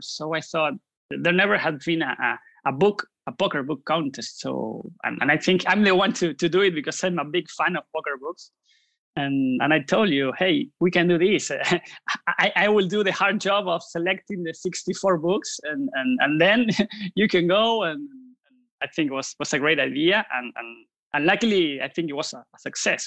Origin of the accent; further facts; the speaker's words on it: Buenos Aires, Argentina; I'm from Buenos Aires, Argentina.